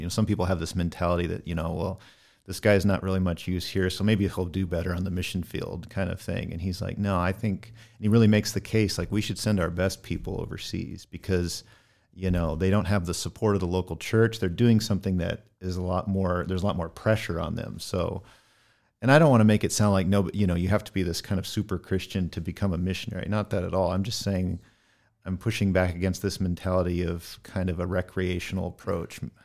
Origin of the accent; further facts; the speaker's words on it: Northern California, United States; moved away as an adult; also born or lived in Middle East; born and raised in Northern California in the foothills of the Sierra in the Gold Country